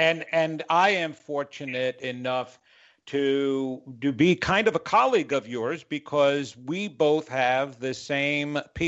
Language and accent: English; New York, United States; now in North Carolina, United States; I had to let Dr. Greg know that I'm originally from New York. He could not tell. Because of my 25 years in North Carolina, I guess I lost that accent